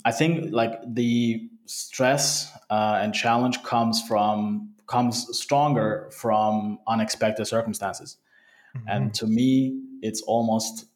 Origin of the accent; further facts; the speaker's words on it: Turkey; also born or lived in Sweden / Canada; now in Vienna, Austria; I was born and raised in Turkey